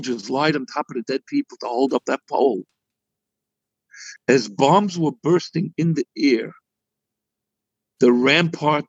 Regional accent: United States; I'm an American

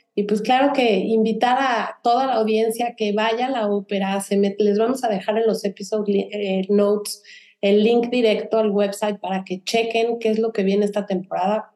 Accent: Mexico; now in Houston, United States; Ani y yo somos de México

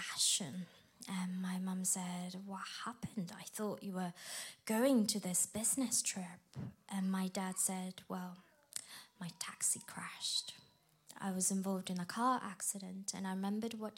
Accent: Japan; moved away; I grew up in Japan, where it's less than 1% Christianity

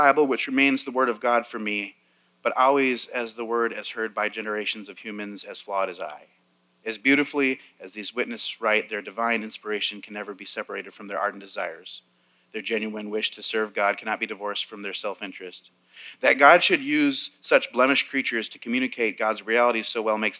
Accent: United States; I'm an American who was alive on 9/11

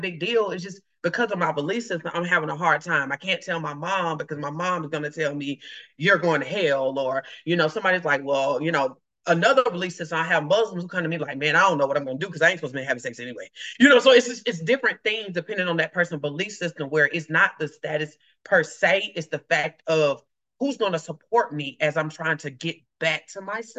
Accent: the South, United States; if I'm from the South, we were taught what happened to your house, stay in your house

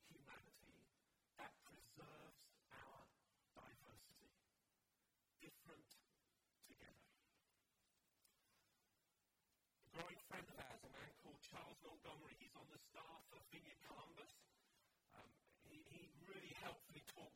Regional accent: London, United Kingdom; I grew up in London

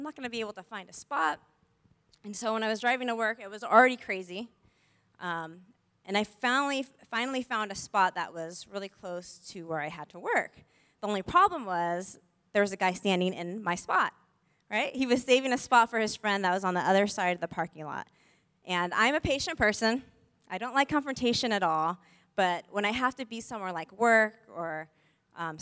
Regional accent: San Diego, California, United States; moved away; I look the way I look and I talk the way I do, as I'm from San Diego

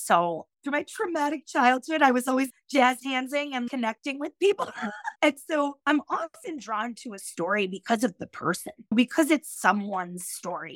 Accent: Yonkers, New York, United States; I grew up in Yonkers, New York, which is right outside the Bronx, in a working class area

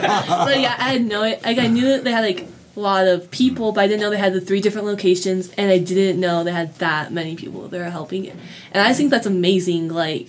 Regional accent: California, United States; I come from California, and we're not the most friendly people.

